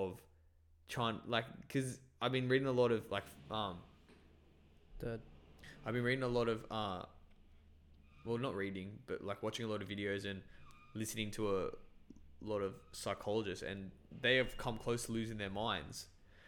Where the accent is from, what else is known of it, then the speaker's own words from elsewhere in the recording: Bangladesh; I was born in Bangladesh and I didn't know what Christianity was